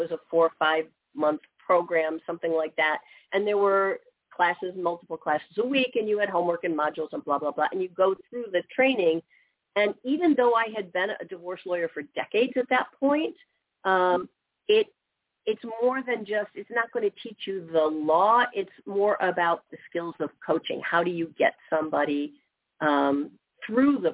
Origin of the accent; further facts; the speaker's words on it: Midwest, United States; I've been born and raised in the Midwest, lived here my whole life